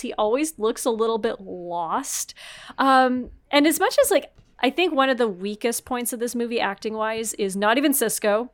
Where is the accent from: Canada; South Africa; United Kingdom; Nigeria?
Canada; I'm French Canadian